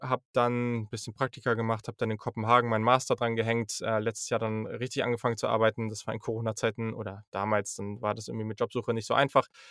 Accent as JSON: {"language": "German", "town": "Hanover", "region": "Lower Saxony", "country": "Germany", "said": "ich komme halt auch aus Hannover"}